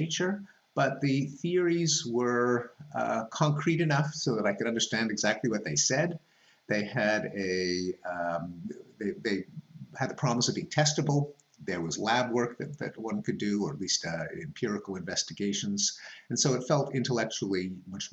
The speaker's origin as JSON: {"language": "English", "town": "Montreal", "region": "Quebec", "country": "Canada", "tie": "born or raised there", "moved": "as an adult", "said": "I grew up in Montreal"}